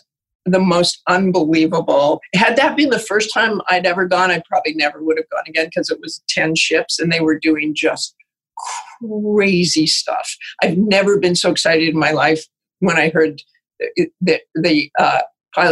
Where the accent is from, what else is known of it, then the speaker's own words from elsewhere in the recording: Salt Lake City, Utah, United States; moved away; also born or lived in Idaho / Boston; I was born in Idaho, but grew up in Salt Lake City, Utah